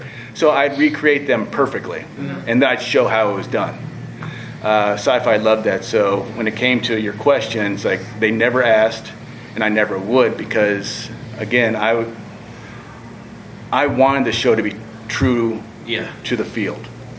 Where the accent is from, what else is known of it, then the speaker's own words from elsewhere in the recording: Washington, District of Columbia, United States; Oh, all over. I'm military family, but I call Washington, D.C. my home.